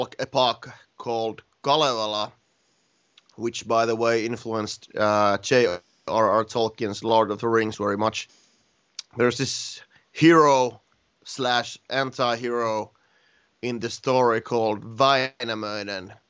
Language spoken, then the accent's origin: English; Finland; born or raised there